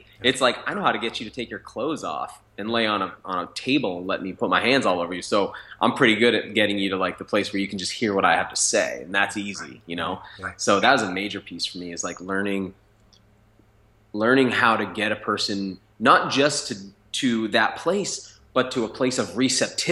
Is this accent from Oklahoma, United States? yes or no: no; New Hampshire, United States; I grew up in New Hampshire to a mom with mental illness